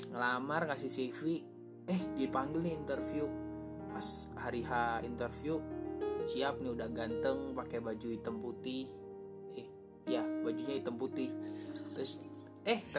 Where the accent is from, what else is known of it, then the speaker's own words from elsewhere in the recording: East Java, Indonesia; karena aku asalnya dari Jawa Timur yang jauh gitu kan